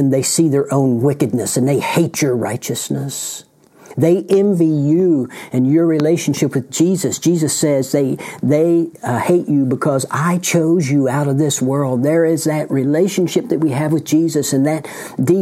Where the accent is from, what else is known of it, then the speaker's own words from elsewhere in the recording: United States; right here in the United States of America, my home country.